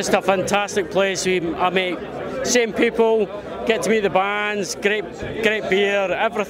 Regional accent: Arbroath, Scotland, United Kingdom; accent: Scottish; moved away as an adult; also born or lived in Glasgow; now in Palmerston North, New Zealand; I was born in Glasgow, raised in Arbroath, but I moved to New Zealand 27 years ago.

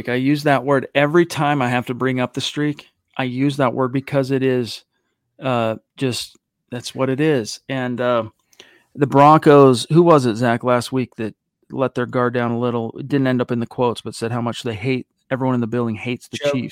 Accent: Canada; Oh, yeah, I am from Canada.

